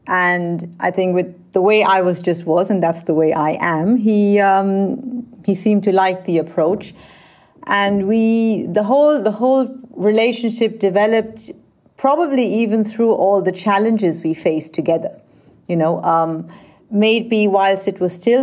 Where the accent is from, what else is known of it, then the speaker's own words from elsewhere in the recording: Vienna, Austria; also born or lived in India; I grew up in Vienna